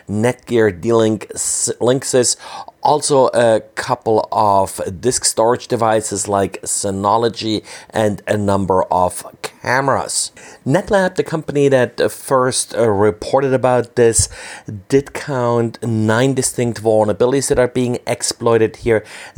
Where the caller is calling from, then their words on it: Berlin, Germany; I'm recording from Berlin, Germany.